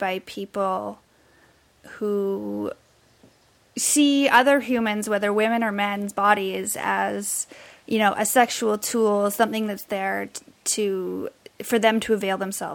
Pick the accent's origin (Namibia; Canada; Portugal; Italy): Canada; British Columbia; moved away as an adult; also born or lived in Vancouver; now in Toronto, Canada; I'm from British Columbia. I most recently lived in Vancouver before moving out to Toronto